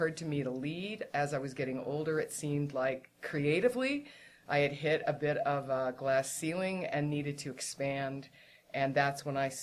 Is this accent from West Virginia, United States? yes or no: no; San Francisco Bay Area, California, United States; I grew up in the San Francisco Bay Area.